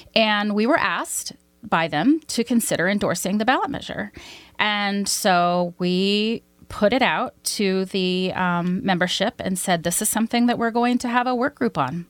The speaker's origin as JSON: {"language": "English", "region": "Arkansas", "country": "United States", "tie": "born or raised there", "also_born_or_lived": "Washington, D.C.", "moved": "as an adult", "said": "I'm originally from Arkansas. My father was a cotton, uh, ginner and a cotton and soybean farmer"}